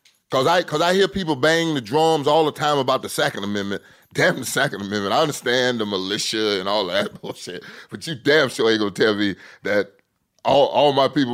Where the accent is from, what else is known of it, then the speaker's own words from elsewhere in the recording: Orlando, Florida, United States; born there; I was born in Orlando